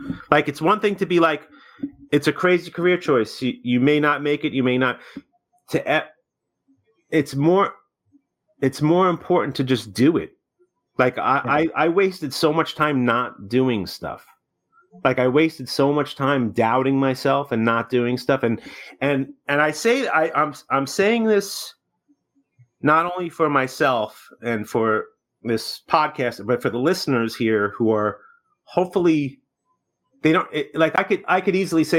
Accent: New York City, New York, United States; I was born in Brooklyn

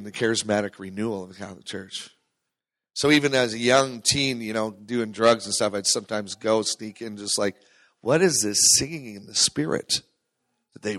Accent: Terrace, British Columbia, Canada; I grew up in Terrace, British Columbia

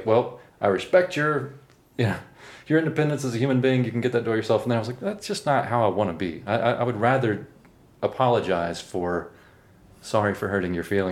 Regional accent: Memphis, Tennessee, United States; moved away as an adult; also born or lived in New York; I moved from Memphis, Tennessee to New York when I was 18

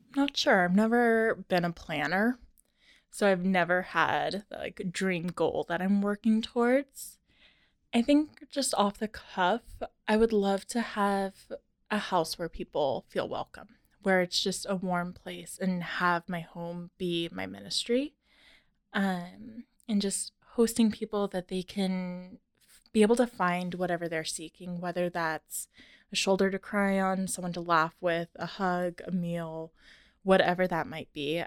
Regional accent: Tacoma, Washington, United States; also born or lived in Arizona / Nebraska; I was born and raised in Tacoma, went to Stadium High School

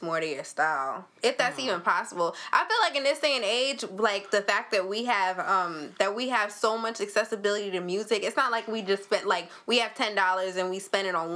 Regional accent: New York, United States; we are from New York

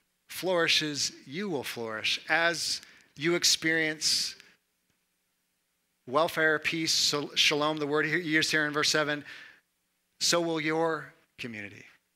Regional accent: Missouri, United States; I'm from Missouri and there's no humidity here.

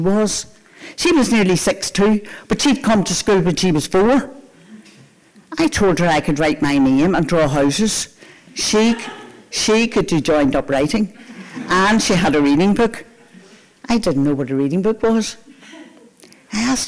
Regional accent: Antrim, Northern Ireland, United Kingdom; now in Portrush, United Kingdom; I live in Portrush, but I'm from Antrim. Antrim is where I spent the first years of my life. And Antrim is where I went to primary school

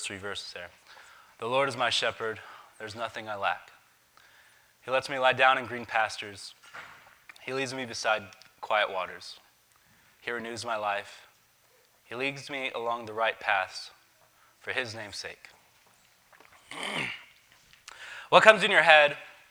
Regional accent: Davis, West Virginia, United States; I grew up in Davis

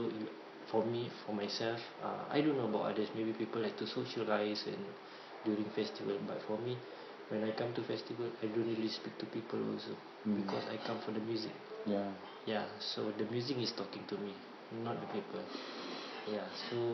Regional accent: Singapore; we are Singaporean

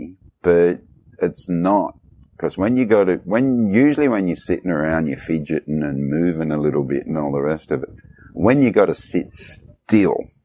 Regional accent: Australia; moved away as an adult; now in Vietnam; I'm from there

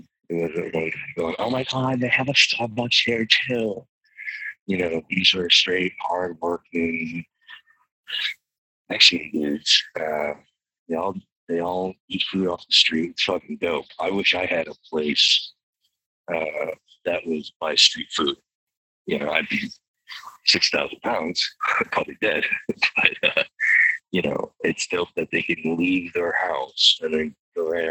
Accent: United States; I'm an American.

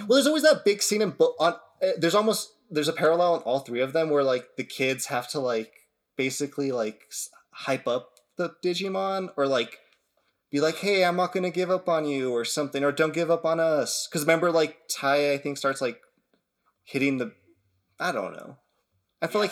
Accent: United States

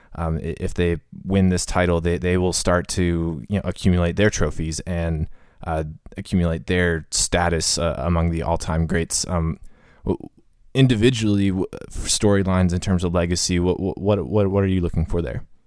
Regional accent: Cleveland, Ohio, United States; now in Nashville, United States; my hometown, Cleveland

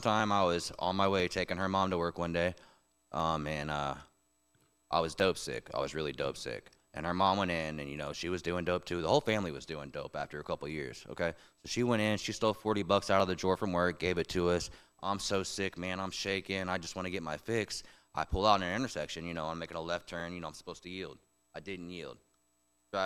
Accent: Memphis, Tennessee, United States; also born or lived in St. Louis, Missouri; now in Tallahassee, United States; I grew up in Memphis, Tennessee, for the most part.

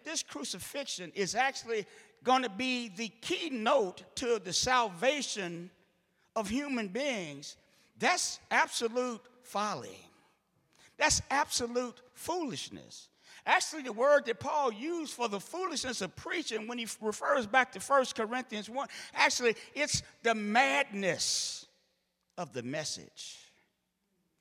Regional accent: St. Louis, Missouri, United States; I'm from St. Louis

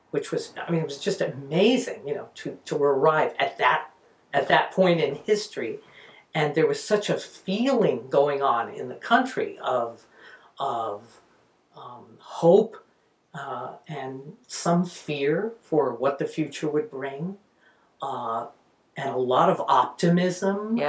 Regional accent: New York City, New York, United States; I grew up in Astoria, Queens

